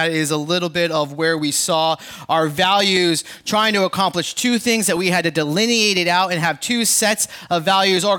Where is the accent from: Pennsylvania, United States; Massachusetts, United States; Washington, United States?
Massachusetts, United States; Boston; I'm from Boston